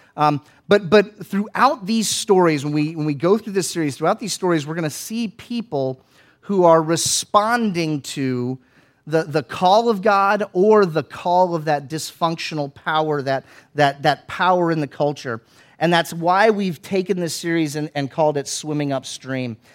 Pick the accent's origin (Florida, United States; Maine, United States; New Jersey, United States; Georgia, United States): Florida, United States; where I grew up in Florida